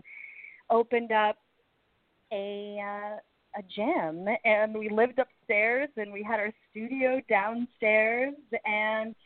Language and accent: English; Connecticut, United States; now in New York City, United States; I grew up in Connecticut